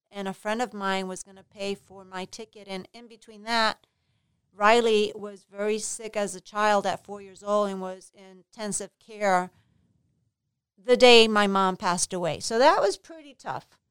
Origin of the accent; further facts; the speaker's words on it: Puerto Rico; moved away as an adult; also born or lived in New York City, United States; now in Florida, United States; I was born in New York City, but I was raised in Puerto Rico, so I went to a private high school, private college in Puerto Rico